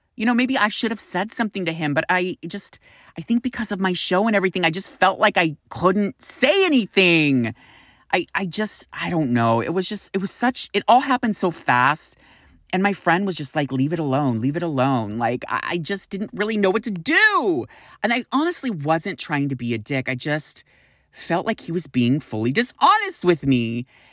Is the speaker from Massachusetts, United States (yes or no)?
no; Sacramento, California, United States; moved away; I am originally from Sacramento